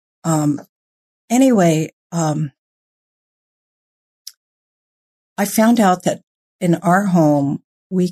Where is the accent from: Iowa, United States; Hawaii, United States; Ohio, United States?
Hawaii, United States; now in California, United States; I was born and raised in Hawaii